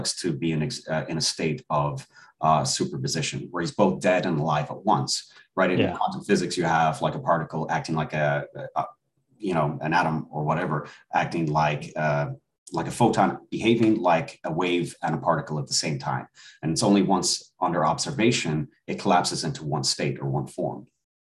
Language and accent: English; Ireland; moved away as an adult; now in United States; I was born and raised in Ireland. I came to the States when I was 18.